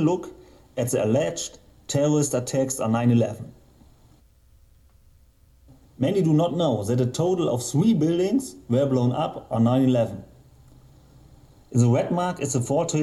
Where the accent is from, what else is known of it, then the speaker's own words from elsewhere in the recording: Germany; I'm from Germany